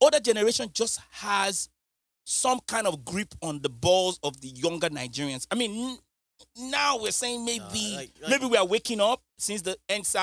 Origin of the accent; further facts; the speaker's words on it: United Kingdom; now in United States; I'm not American. I don't know. I'm British